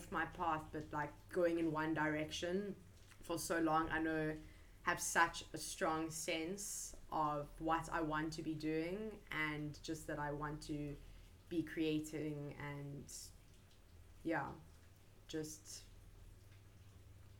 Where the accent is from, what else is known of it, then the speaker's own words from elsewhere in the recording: Cape Town, Western Cape, South Africa; moved away as an adult; now in South Korea; I'm from Cape Town, South Africa.